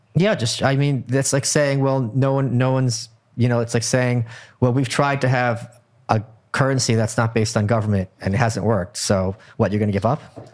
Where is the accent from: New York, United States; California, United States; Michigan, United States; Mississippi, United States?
New York, United States; New York City; As a New Yorker